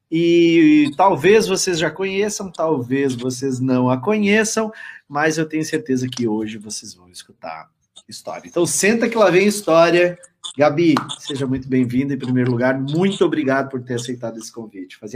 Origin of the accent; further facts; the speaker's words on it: Alvorada, Rio Grande do Sul, Brazil; also born or lived in Canoas; eu me criei em Alvorada. Até os meus 15 é. anos, por, é, até os 14, eu estava com a minha mãe em Alvorada.